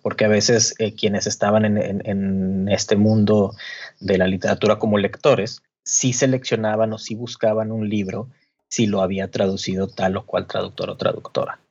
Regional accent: Monterrey, Nuevo León, Mexico; moved away as an adult; now in Mexico City, Mexico; Marco Alcalá es de Monterrey, yo también, ahí nos conocimos

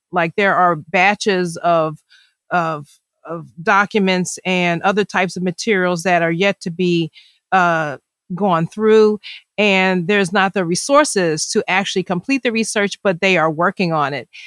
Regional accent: Philadelphia, Pennsylvania, United States; I grew up in Philadelphia

